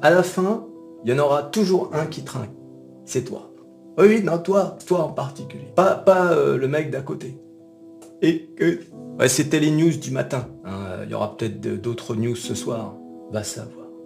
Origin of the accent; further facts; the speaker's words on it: France; nous, en tant que Français